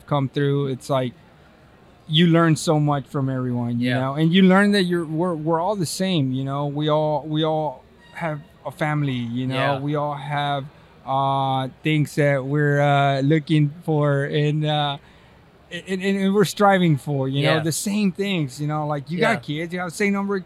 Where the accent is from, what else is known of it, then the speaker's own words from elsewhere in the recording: Texas, United States; accent: Hispanic; now in California, United States; I'm from Texas.